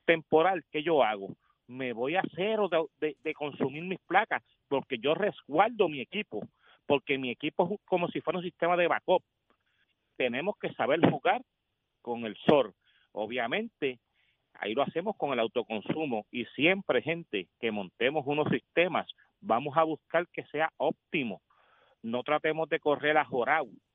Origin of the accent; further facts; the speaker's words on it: Puerto Rico; also born or lived in Las Piedras, Puerto Rico; nosotros como típicos puertorriqueños